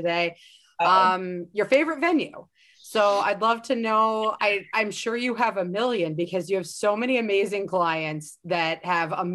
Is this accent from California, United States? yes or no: no; Dallas, Texas, United States; now in Philadelphia, United States; I'm originally from Dallas, Texas